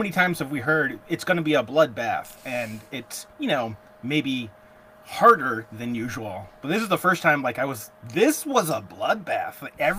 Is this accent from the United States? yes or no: yes; Oregon, United States; I'm from Oregon, which would be the west coast of America.